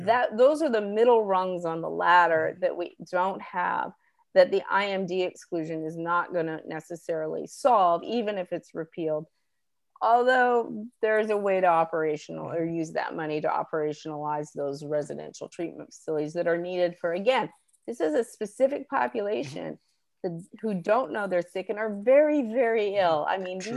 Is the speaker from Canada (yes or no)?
yes; Canada; moved away as an adult; now in New Orleans, United States; I grew up in Canada in the 70s or 80s